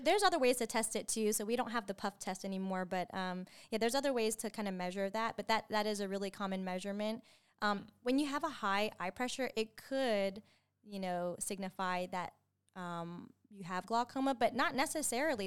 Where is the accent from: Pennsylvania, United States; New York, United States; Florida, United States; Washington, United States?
Pennsylvania, United States; now in Georgia, United States; I grew up in Pennsylvania